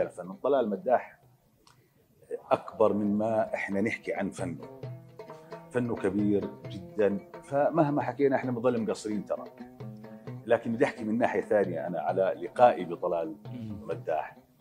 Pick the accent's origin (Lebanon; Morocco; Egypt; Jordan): Jordan; الاردن تراثنا